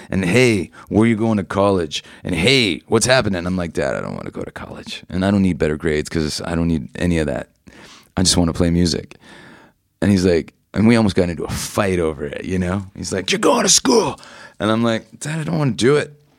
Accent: Toronto, Ontario, Canada; I grew up in Toronto, Canada

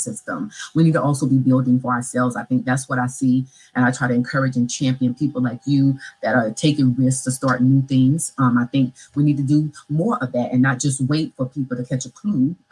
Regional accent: Orangeburg, South Carolina, United States; moved away; I'm a Black girl from small town of Orangeburg, South Carolina. So I was raised in the South in a rural town

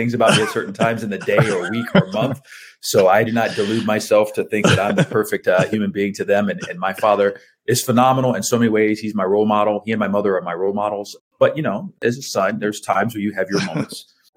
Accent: Houston, Texas, United States; I grew up in Houston, Texas

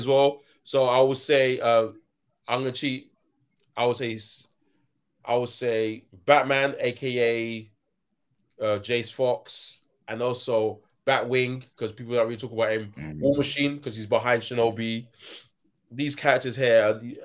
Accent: United Kingdom; I'm British

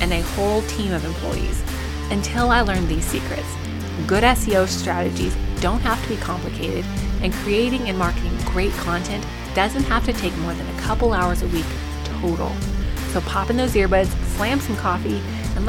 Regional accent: Colorado, United States; now in Oklahoma, United States; I grew up in Colorado, mostly trout fishing. And so when we moved to Oklahoma

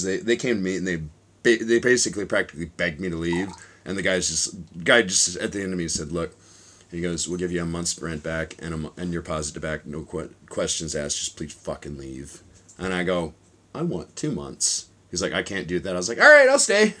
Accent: Chicago, Illinois, United States; now in Tokyo, Japan; I'm from Chicago, I'm from a much fucking harder city

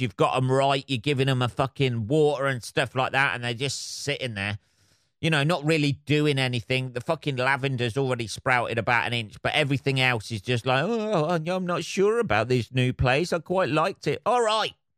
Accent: England, United Kingdom

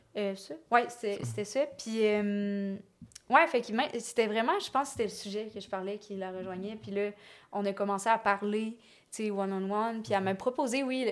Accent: Lévis, Quebec, Canada; moved away as an adult; now in Montreal, Canada; Et moi, je viens de Lévis.

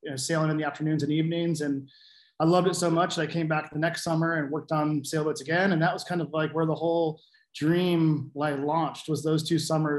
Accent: Pentwater, Michigan, United States; moved away as an adult; also born or lived in Oregon / Alaska; now in Seattle, United States; I grew up in Pentwater, Michigan, which is just south of Ludington

